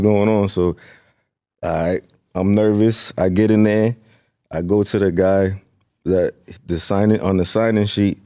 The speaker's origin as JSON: {"language": "English", "town": "Lynn", "region": "Massachusetts", "country": "United States", "said": "I'm from Lynn, Sin City"}